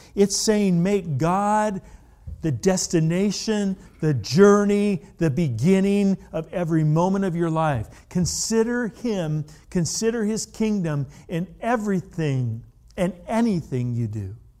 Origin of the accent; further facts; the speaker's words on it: California, United States; I grew up in California